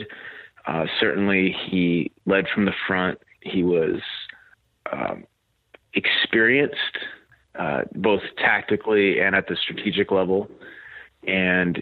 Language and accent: English; Kansas, United States; I grew up in Kansas on a fifth-generation farm.